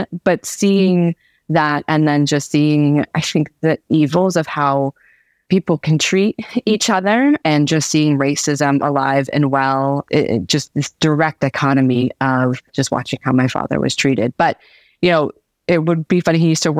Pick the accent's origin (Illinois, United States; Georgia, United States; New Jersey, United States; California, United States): Georgia, United States; Atlanta; I never think of myself as like a Southerner, but that's really where I spent most of my formative years. And I have a lot of love for Atlanta. That's definitely where I enjoyed growing up as a kid.